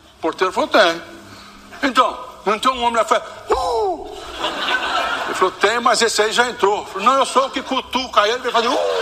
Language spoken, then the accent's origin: Portuguese; São Joaquim da Barra, São Paulo, Brazil; Minha terra, quando eu falo minha terra é São Joaquim da Barra. Né? Quando Quando era garoto em São Joaquim da Barra